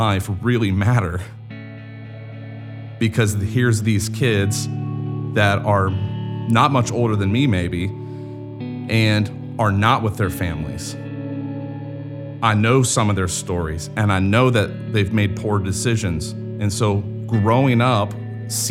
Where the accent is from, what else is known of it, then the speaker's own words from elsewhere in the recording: Grove City, Pennsylvania, United States; moved away; also born or lived in Wooster, Ohio; I grew up in Western Pennsylvania